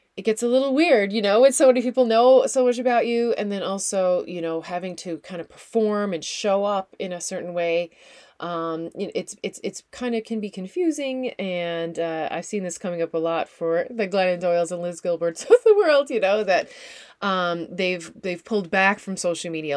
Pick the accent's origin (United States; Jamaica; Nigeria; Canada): Canada; Newfoundland and Labrador; also born or lived in Netherlands; now in New Brunswick, Canada; I am a Newfoundlander and Canadian.